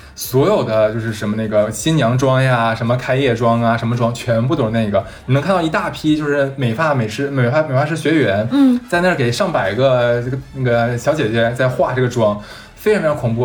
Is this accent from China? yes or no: yes; northern China, China; now in Shanghai, China; 就我是北方人嘛